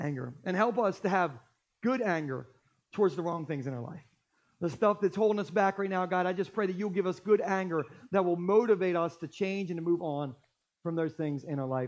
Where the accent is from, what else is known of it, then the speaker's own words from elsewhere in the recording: Gumboro, Delaware, United States; I grew up in Gumboro